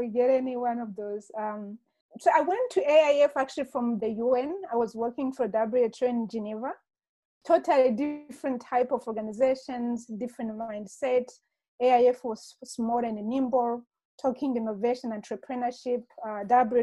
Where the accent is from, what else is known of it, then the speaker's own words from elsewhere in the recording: Rwanda; moved away; also born or lived in Kenya / Democratic Republic of the Congo / Senegal / United States; I was born and raised in Rwanda.